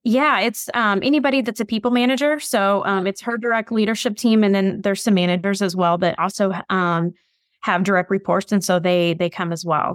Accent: Bloomington, Indiana, United States; I grew up in Indiana. I'm in Bloomington.

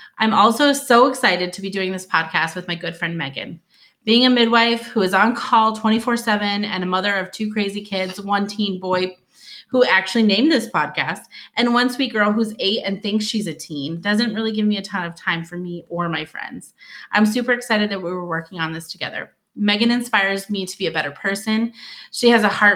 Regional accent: Michigan, United States; moved away as an adult; also born or lived in Louisiana / Arizona / Wyoming; now in Fairbanks, United States; I am from Michigan originally, went to school there, started working there

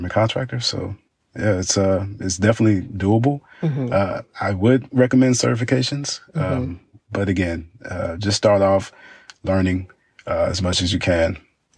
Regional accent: Dallas, Texas, United States; growing up in Dallas

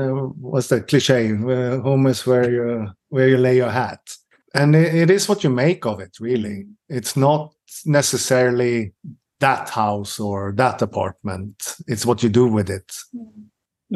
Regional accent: Stockholm, Stockholm County, Sweden; English is a second language; moved away as an adult; now in Helsingborg, Sweden; I'm from Stockholm

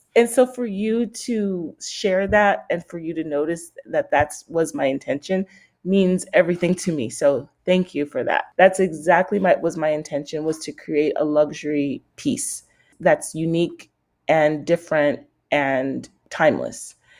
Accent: San Francisco, California, United States; I grew up around fashion in San Francisco.

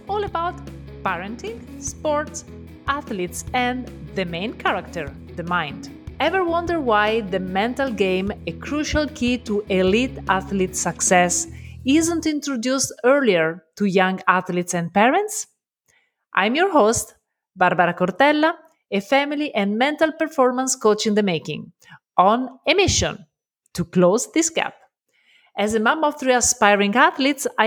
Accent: Italy; accent: Italian; English is a second language; I'm Italian, so love my accent

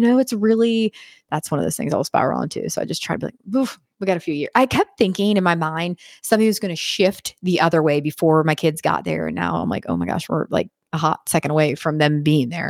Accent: Western Pennsylvania, United States; now in Wilmington, United States; I'm from Western P A. It's like a culture

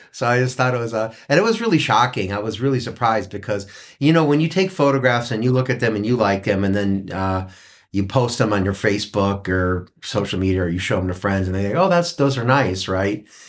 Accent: Cleveland, Ohio, United States; now in Mariposa, United States; I, I grew up in Cleveland

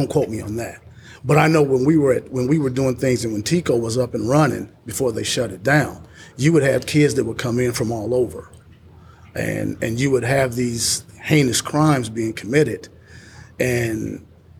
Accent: Indianapolis, Indiana, United States; now in Columbus, United States; I'm originally from Indianapolis

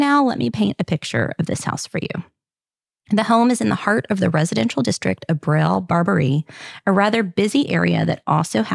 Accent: the South, United States; accent: southern; my French with my southern accent.

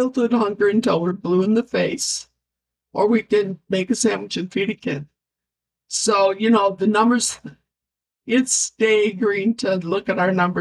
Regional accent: Grand Rapids, Michigan, United States; I was born in Grand Rapids, raised here, lived on the North End my whole life.

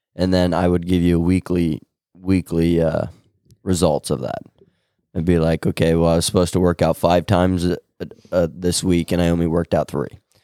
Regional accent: Winside, Nebraska, United States; I'm from Winside, Nebraska

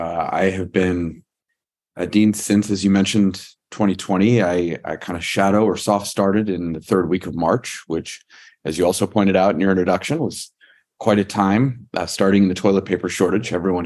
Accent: Virginia, United States; I am originally from Northern Virginia.

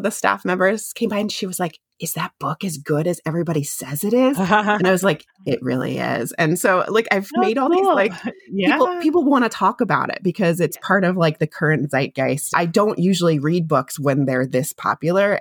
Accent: California, United States; moved away as an adult; also born or lived in Boston; growing up in California, going to Boston for college

